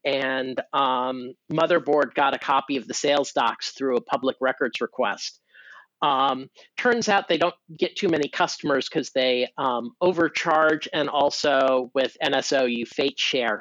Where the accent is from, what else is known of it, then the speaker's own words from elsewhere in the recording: California, United States; I'm from California